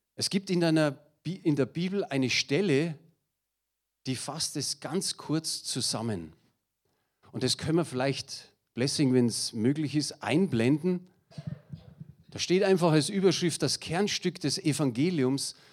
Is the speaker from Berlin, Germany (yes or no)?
no; Munich, Bavaria, Germany; accent: Münchnerisch; ich bin ein echter Münchner. Und ich hoffe, ihr versteht mein Münchnerisch